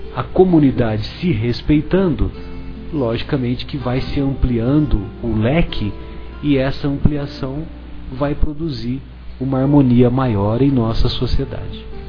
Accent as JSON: {"language": "Portuguese", "town": "São José do Rio Pardo", "region": "São Paulo", "country": "Brazil", "said": "eu sou de São José do Rio Pardo e é bem próximo da divisa com o sul de Minas"}